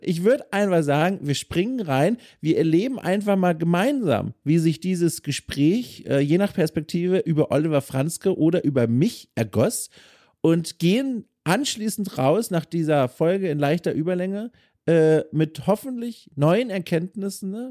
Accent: Southern Germany, Germany; ich komme aus Süddeutschland

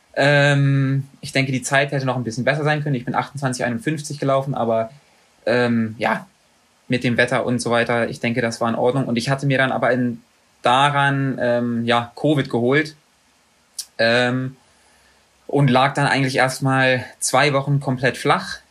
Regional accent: Magdeburg, Saxony-Anhalt, Germany; moved away; also born or lived in Bochum; in Magdeburg, in meiner Heimatstadt

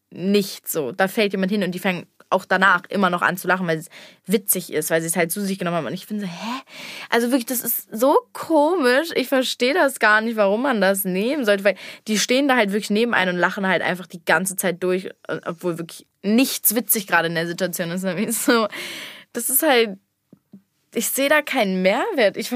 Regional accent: Cologne, North Rhine-Westphalia, Germany; Ich hatte ja über ein halbes Jahr von Hasselt, Tanzschule, mit meiner Schule. Ist ja bei uns, bei uns in Köln sehr bekannt oder machen das ja sehr viele.

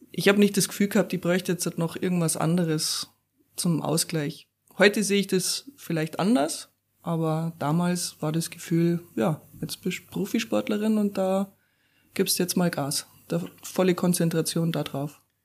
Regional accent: Upper Bavaria, Germany; also born or lived in Weilheim / Böbing / Pasing, Munich / Garmisch-Partenkirchen; geboren bin ich ja in Weilheim und ähm, ja, dann erst einmal in Böbing aufgewachsen, ein paar Jahre.

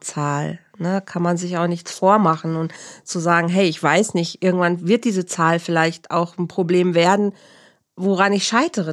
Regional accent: near Bielefeld and Herford, North Rhine-Westphalia, Germany; Leute aus meiner Heimat werden es kennen. Das ist in der Nähe von Bielefeld und Herford

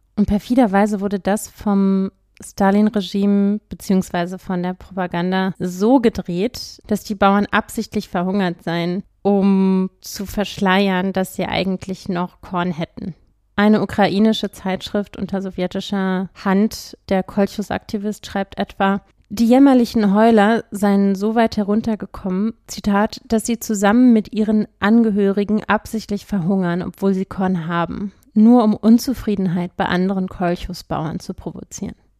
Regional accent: Berlin, Germany; Ich bin ja in Berlin aufgewachsen

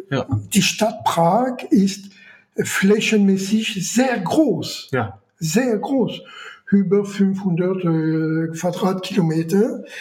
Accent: France; German is a second language; Und ich muss mal sehen, wie ich als Franzose meinen Reisepass verlängern kann.

